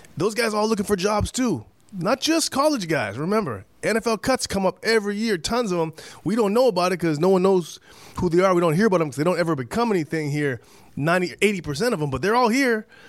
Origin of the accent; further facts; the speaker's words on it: Canada; I'm Canadian